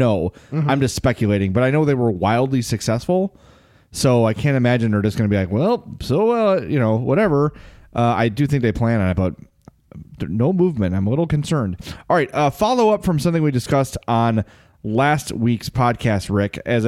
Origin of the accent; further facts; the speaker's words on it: Lombard, Illinois, United States; I only know this because growing up in Lombard, my high school did a story on it.